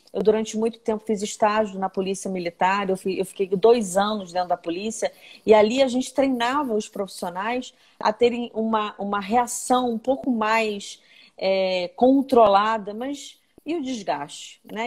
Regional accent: Nova Iguaçu, Rio de Janeiro, Brazil; eu venho de Nova Iguaçu, né? Eu, eu, eu nasci e, e, cresci nessa cidade

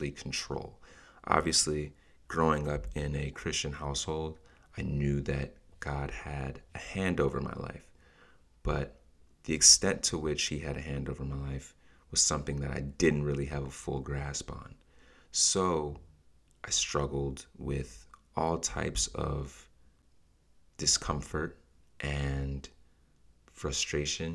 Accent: Nigeria; as a Nigerian in my culture, I've seen us pray and fast and worship and repeat.

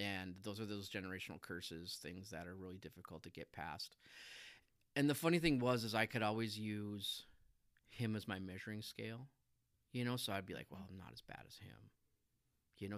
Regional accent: Minot, North Dakota, United States; I grew up in Minot

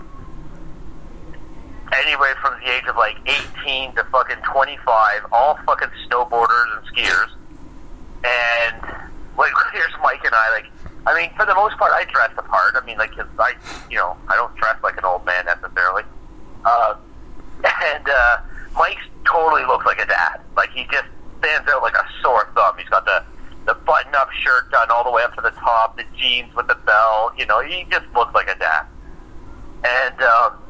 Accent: Canada

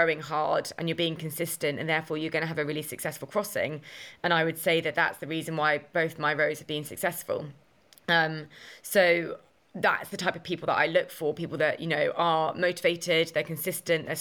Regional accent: Essex, East of England, United Kingdom; my hometown in Essex

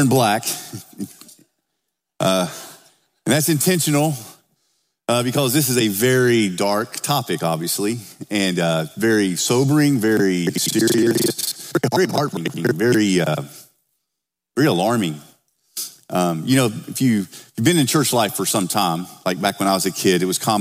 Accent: the South, United States; now in Oakville; I'm from the South

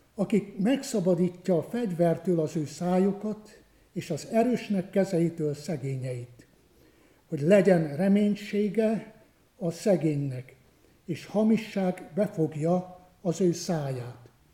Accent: Romania; moved away as an adult; also born or lived in Cluj-Napoca, Romania; ahol én születtem, a Királyhágó melléki gyülekezetekben

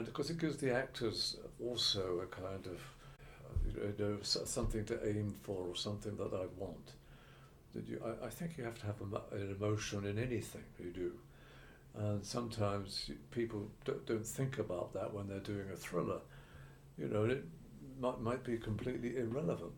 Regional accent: Ilford, London, United Kingdom; I was from Ilford and places like

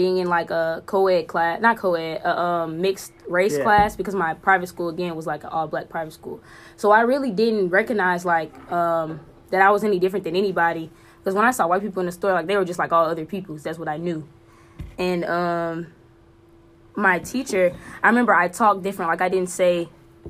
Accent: Baton Rouge, Louisiana, United States; I'm from Baton Rouge, Louisiana

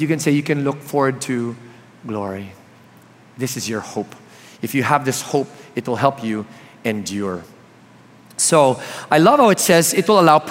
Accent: Palo Alto, California, United States; I was born in California beside Palo Alto, so that's very near. So this is really like hometown for me.

